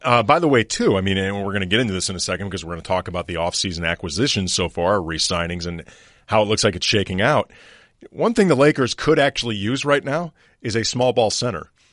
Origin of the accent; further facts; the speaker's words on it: St. Louis, Missouri, United States; moved away; we grew up in Saint Louis